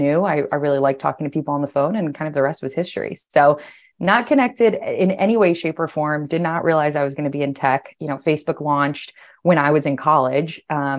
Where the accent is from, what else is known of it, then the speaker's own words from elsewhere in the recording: Washington, District of Columbia, United States; It was an awesome place to grow up. I grew up right outside of Capitol Hill, so literally within view of the Capitol, and I loved the city.